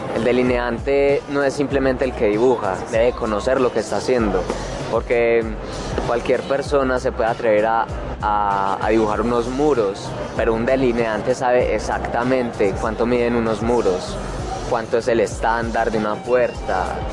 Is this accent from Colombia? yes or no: yes; Medellín, Antioquia, Colombia; soy de la Comuna 1 de Medellín